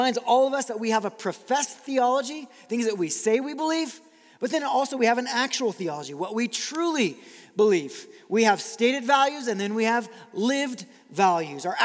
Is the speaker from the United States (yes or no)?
no; Brazil; moved away; I grew up in Brazil